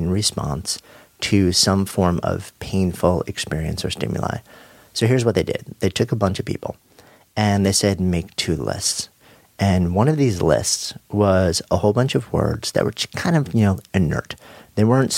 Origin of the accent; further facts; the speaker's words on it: New York, United States; I am a New Yorker, born and raised just outside of New York and of the city for going on 30 years now.